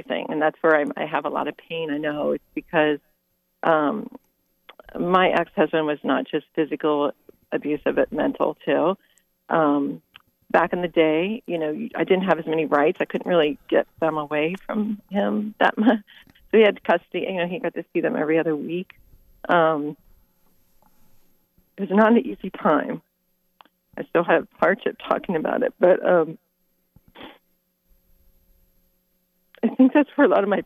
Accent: Dayton, Ohio, United States; moved away as an adult; now in San Diego, United States; I was born in Dayton, Ohio, left and moved to San Diego after a divorce in 2008

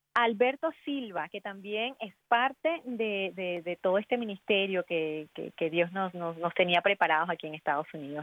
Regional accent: Bolívar, Venezuela; also born or lived in Chincha, Peru; Nací en Perú, pero me crié en Venezuela desde los seis meses

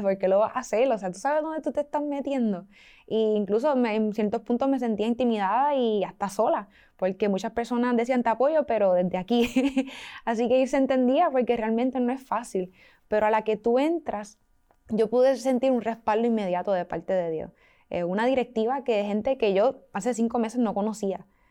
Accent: Puerto Rico; somos de Puerto Rico, la isla del encanto

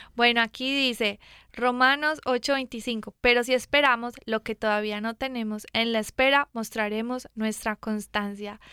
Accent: Mexico; yo pues soy de acá de México

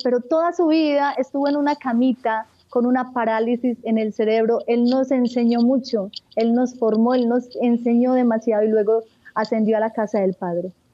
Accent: Marinilla, Antioquia, Colombia; en el oriente antioqueño, en un pueblo llamado Marinilla. Eh, soy la quinta de 10 hijos. Nací en un hogar católico donde me inculcaron un profundo amor por la Eucaristía y por la Madre de Dios, por el Santo Rosario. Mm. Allí crecí

